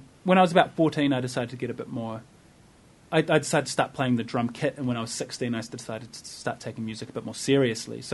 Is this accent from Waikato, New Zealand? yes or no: no; Wellington, New Zealand; I identify very much as a New Zealander. Like I grew up here. My friends are here. The culture that I know is Wellington